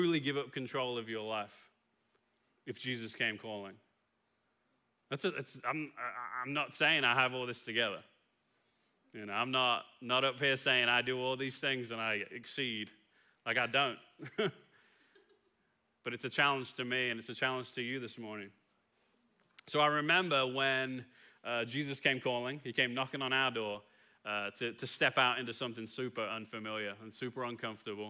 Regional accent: England, United Kingdom; now in Kilgore, United States; as an Englishman

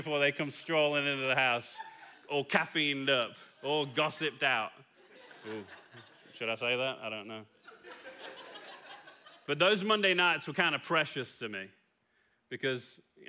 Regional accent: Kilgore, Texas, United States; Because after a few minutes, you're going to realize I'm not from here, right? I'm from Kilgore, just down 31 real quick.

